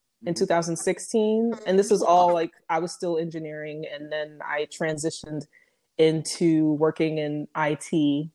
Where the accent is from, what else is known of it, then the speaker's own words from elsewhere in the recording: Detroit, Michigan, United States; also born or lived in Flint, Michigan; growing up in Detroit